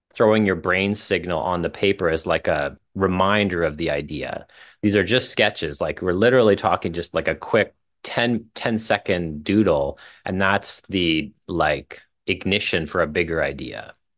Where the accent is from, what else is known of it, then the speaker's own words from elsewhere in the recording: Saskatchewan, Canada; moved away as an adult; also born or lived in Calgary; now in Toronto, Canada; I left my hometown in small town Saskatchewan